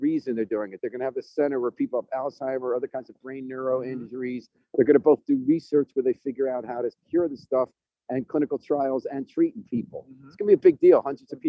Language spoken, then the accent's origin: English; White Plains, New York, United States; I grew up in White Plains.